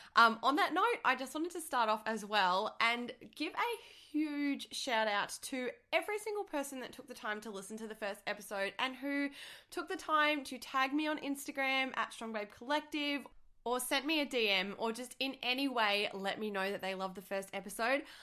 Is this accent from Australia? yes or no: yes; Australia; I'm from Australia